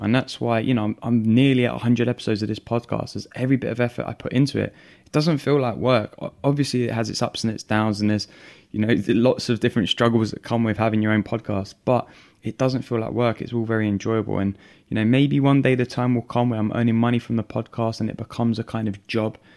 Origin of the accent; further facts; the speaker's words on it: London, United Kingdom; growing up in London with an Italian family